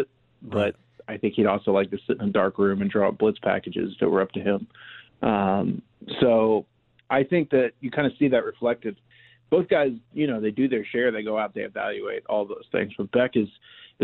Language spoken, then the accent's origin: English; Irving, Texas, United States; my hometown of Irving